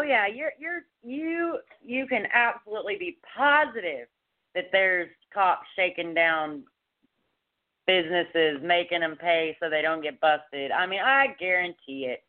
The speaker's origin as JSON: {"language": "English", "area": "Dallas Fort Worth area", "region": "Texas", "country": "United States", "tie": "born or raised there", "also_born_or_lived": "Colorado", "moved": "as an adult", "said": "I'm a Texas native. I've been here my whole life. I was born and raised in Dallas Fort Worth area."}